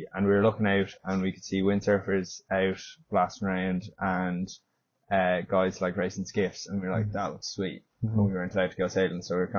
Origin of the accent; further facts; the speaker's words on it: Howth, Leinster, Ireland; Originally, I'm from Dublin, mm-hmm. Grew up in Howth